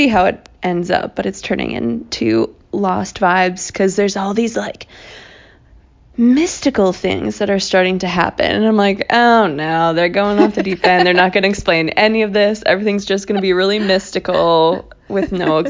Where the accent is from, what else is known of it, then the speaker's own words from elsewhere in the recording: Minnesota, United States; accent: Minnesota; that's my Minnesota accent, as you can tell.